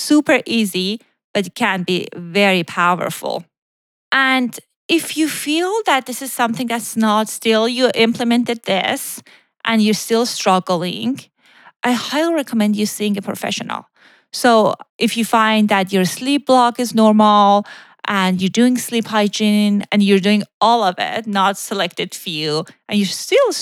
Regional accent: Iran; moved away; when I was growing up in Iran

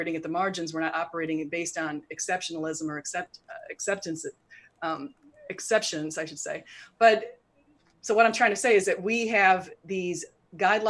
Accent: United States; we're both from the United States

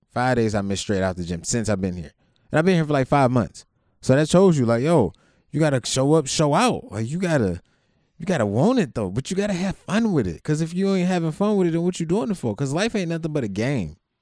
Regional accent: Youngstown, Ohio, United States; I came from Youngstown

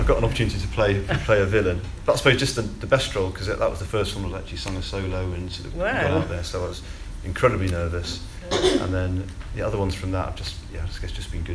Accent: Wimborne, South West England, United Kingdom; moved away as an adult; also born or lived in Bromley, Kent / Rotherham; now in Winterbourne, United Kingdom; I moved down to Wimborne on the south coast and lived there sort of through my school years pretty much, and then till going to university

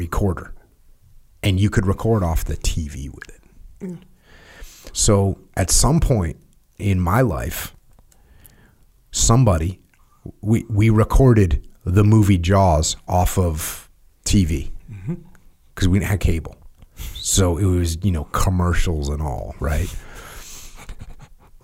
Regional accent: New England, United States; I'm from New England

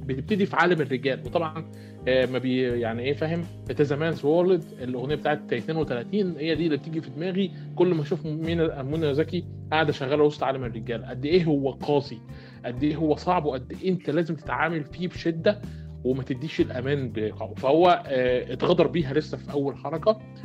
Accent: Port Said, Port Said Governorate, Egypt; انا واحد من بورسعيد

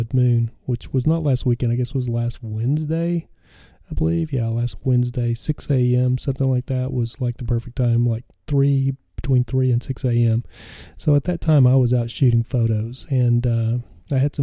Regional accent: West Texas, United States; I was a kid growing up in West Texas, the deserts of West Texas.

